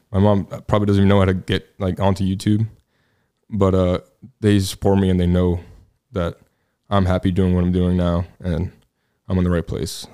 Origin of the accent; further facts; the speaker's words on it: New York City, New York, United States; moved away as an adult; also born or lived in New Jersey; now in Texas, United States; born and raised in Staten Island, New York